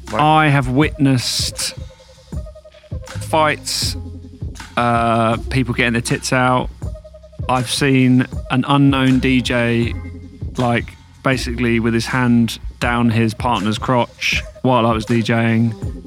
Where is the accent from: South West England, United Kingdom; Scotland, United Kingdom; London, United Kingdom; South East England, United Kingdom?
South East England, United Kingdom; Brighton; Yeah, born and bred.